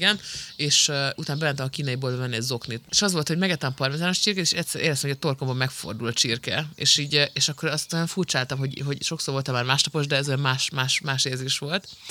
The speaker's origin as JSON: {"language": "Hungarian", "region": "Szabolcs-Szatmár-Bereg", "country": "Hungary", "said": "Szabolcsi vagyok."}